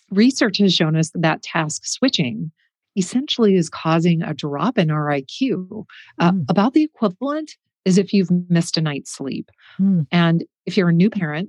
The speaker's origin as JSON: {"language": "English", "region": "Midwest", "country": "United States", "moved": "yes", "said": "I come from the Midwest. We're pretty stoic."}